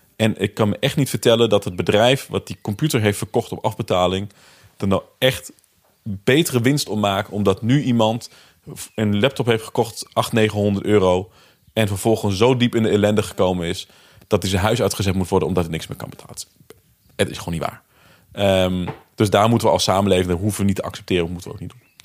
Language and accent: Dutch; Netherlands; Ik ben zelf opgegroeid in Bijum achterstandswijk.